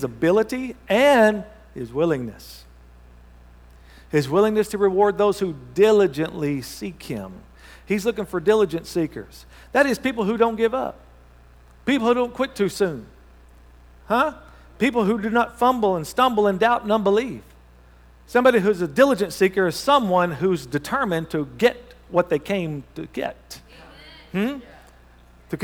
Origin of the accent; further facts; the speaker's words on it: Thackerville, Oklahoma, United States; moved away; Then you know where Thackerville is, all right? That's my hometown